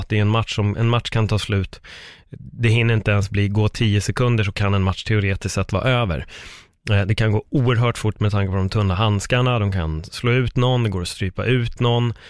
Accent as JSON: {"language": "Swedish", "country": "Sweden", "said": "mig som svensk"}